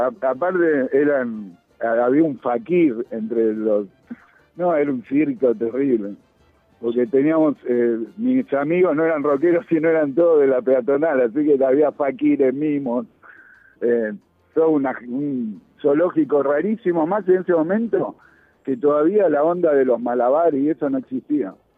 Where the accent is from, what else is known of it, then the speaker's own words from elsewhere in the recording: Buenos Aires, Argentina; yo nací en Saavedra, a la vuelta de la casa del polaco Goyeneche.